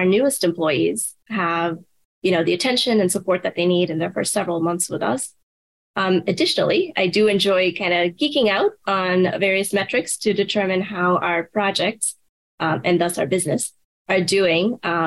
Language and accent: English; India; moved away; I grew up in India, so I can speak a handful of Indian languages with varying degrees of proficiency.